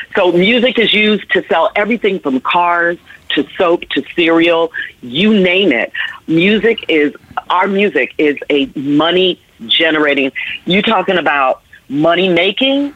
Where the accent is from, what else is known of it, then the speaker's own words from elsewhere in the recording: New York City, New York, United States; also born or lived in Washington, District of Columbia, United States; New York, which is my hometown. I grew up in the Bronx and Harlem and Manhattan